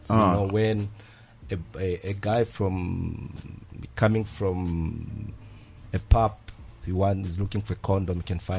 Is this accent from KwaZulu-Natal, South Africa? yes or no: no; Soweto, Gauteng, South Africa; I'm from Soweto.